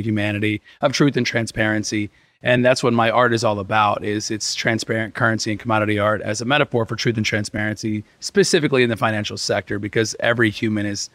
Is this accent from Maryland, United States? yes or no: no; Evansville, Indiana, United States; now in Miami, United States; I was raised in Indiana, Southern Indiana, in Evansville